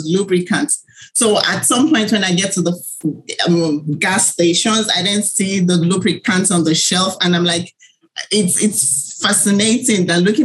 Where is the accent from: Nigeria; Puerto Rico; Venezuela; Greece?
Nigeria; I was born in Nigeria, and I grew up as the only girl in a family of five